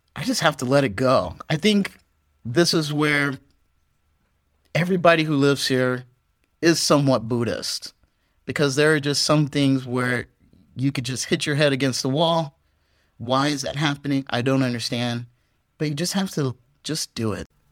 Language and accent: English; United States; moved away as an adult; now in Vietnam; as an American